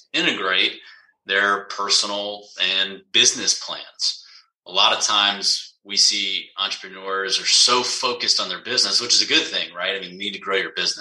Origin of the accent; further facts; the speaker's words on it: Georgia, United States; Born and raised in Georgia, went to the University of Georgia